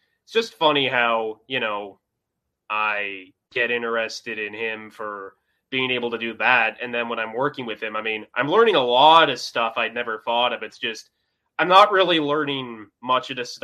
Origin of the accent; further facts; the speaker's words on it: Saskatoon, Saskatchewan, Canada; I'm from Saskatoon, Canada